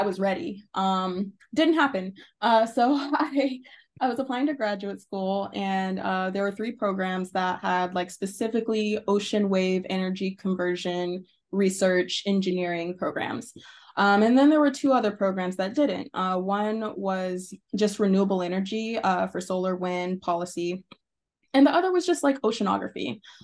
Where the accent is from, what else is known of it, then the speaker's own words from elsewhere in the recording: Arkansas, United States; moved away as an adult; so I am from Arkansas. Um, I wasn't born there, but it's one of those things where you grow up mostly there or you're a teenager there.